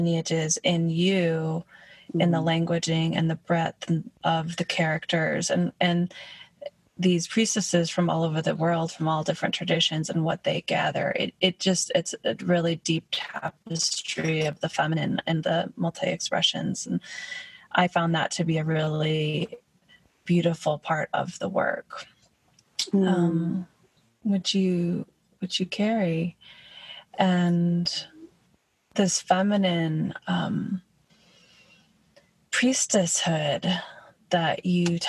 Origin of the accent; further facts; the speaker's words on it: Michigan, United States; I grew up on a farm too in Michigan